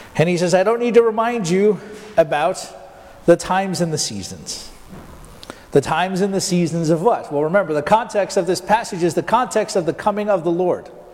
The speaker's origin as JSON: {"language": "English", "town": "Tulsa", "region": "Oklahoma", "country": "United States", "tie": "born or raised there", "said": "Well, Tulsa"}